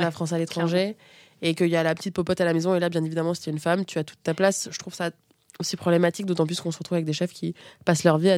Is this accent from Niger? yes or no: yes; Niamey, Niger; born there; je suis née au Niger, donc Afrique de l'Ouest, à Niamey. J'étais euh, j'ai été abandonnée sur un lit d'hôpital quand j'avais 4 jours. Et je me suis retrouvée dans un orphelinat dans lequel j'étais la seule fille, à Niamey.